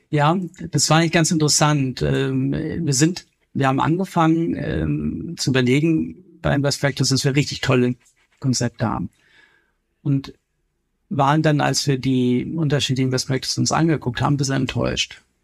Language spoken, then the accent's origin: German; Kiel, Schleswig-Holstein, Germany; also born or lived in Berlin; now in Bavaria, Germany; Ich komme ja ursprünglich aus Kiel